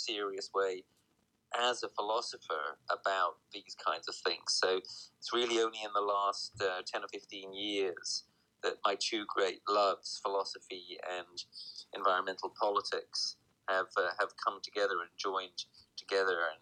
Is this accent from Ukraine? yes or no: no; United Kingdom; also born or lived in New Jersey, United States; I'm here in my home country of the UK